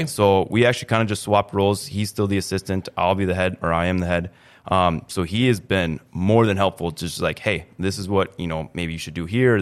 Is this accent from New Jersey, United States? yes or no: no; East Grand Forks, Minnesota, United States; born and raised in East Grand Forks